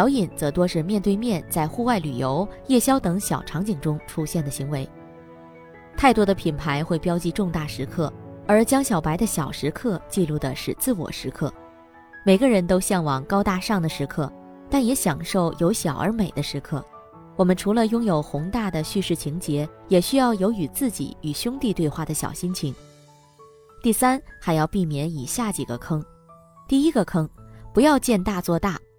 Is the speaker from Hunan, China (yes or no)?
yes; Hunan, China; 我是湖南人，从小在农村长大，父亲创办了村里第一家乡镇企业，是一家纸箱厂。